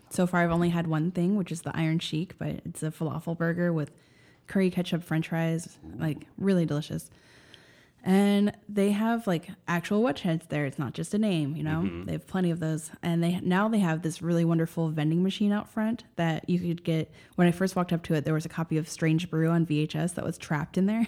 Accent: Maryland, United States; moved away; I grew up in Maryland

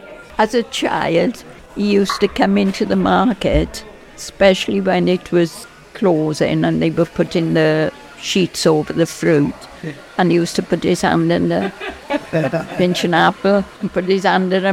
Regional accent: Porth, Wales, United Kingdom; I'm from the Rhondda. I grew up in Porth.

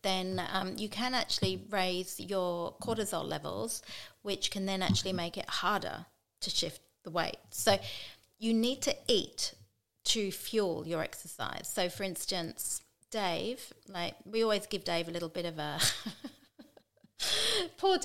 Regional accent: England, United Kingdom; moved away; I'm English

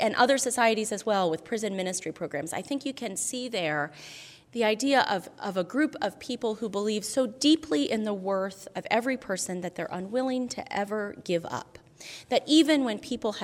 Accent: Albany, New York, United States; Albany, New York, which actually happens to be my hometown

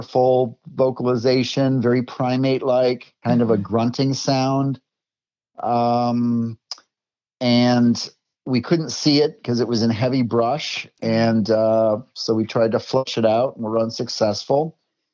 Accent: Minnesota, United States; I grew up in Minnesota

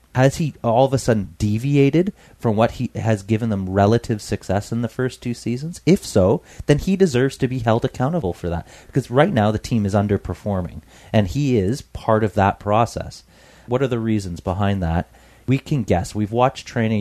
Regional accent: Canada; I'm a Canadian

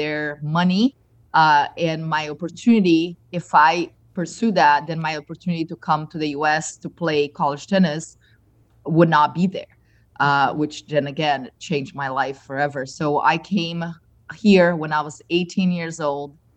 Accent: Brazil; moved away as an adult; also born or lived in Michigan; now in Naples, United States; being Brazilian

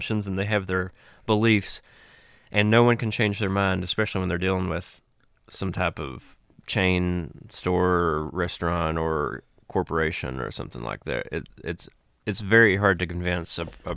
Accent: Appalachia, United States; accent: Appalachian; Being an Appalachian person and having somewhat of an accent

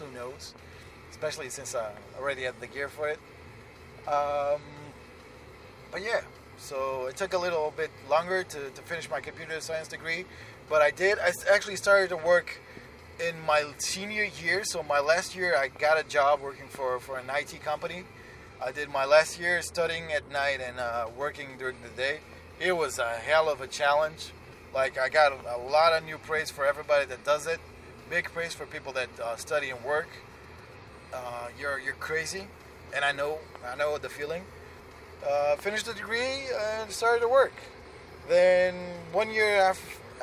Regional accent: Lisbon, Portugal; Besides me having family there, and it's my hometown. I was born there

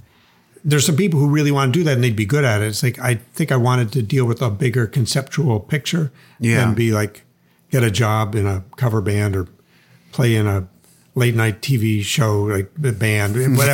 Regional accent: Chicago, Illinois, United States; born there; I was born in Chicago, but they were from there.

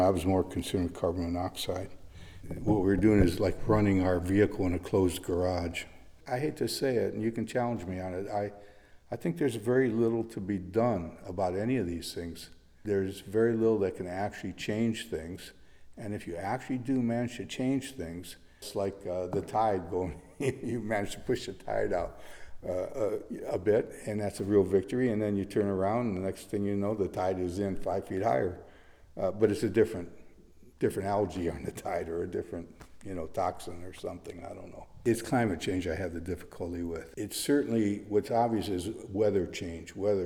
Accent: Detroit, Michigan, United States; moved away; also born or lived in San Francisco; growing up in Detroit

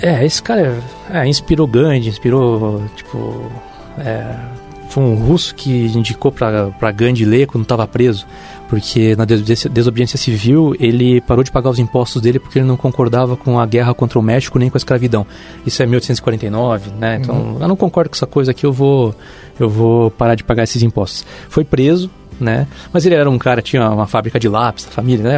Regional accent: Santa Catarina, Brazil; como catarinense

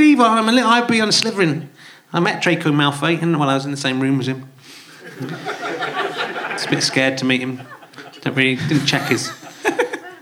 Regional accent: Yorkshire and the Humber, United Kingdom; I was from Yorkshire

